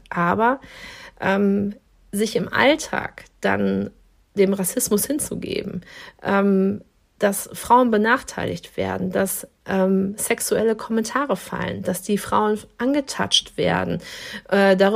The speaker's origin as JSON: {"language": "German", "town": "Dortmund", "region": "North Rhine-Westphalia", "country": "Germany", "tie": "born or raised there", "said": "weil ich in einem Dorf groß geworden bin in Dortmund, ähm, wo eine Moschee stand. Das heißt, also Kopftuch war für mich etwas, was überhaupt zum, zum kompletten Bild von meinem Ort Derne äh, dazugehört hat."}